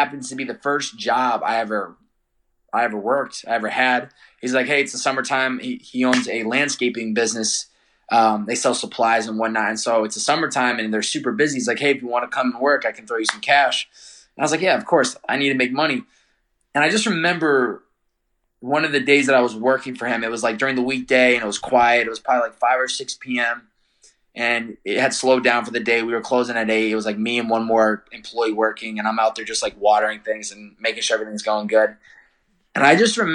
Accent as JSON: {"language": "English", "town": "Chicopee", "region": "Massachusetts", "country": "United States", "said": "I'm from Chicopee, Massachusetts originally."}